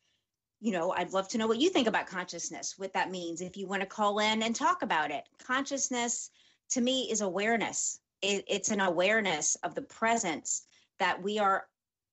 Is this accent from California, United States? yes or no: no; New Orleans, Louisiana, United States; I'm from New Orleans